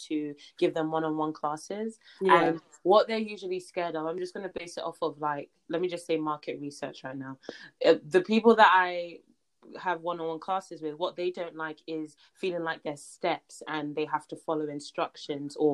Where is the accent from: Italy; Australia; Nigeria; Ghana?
Nigeria; I'm Nigerian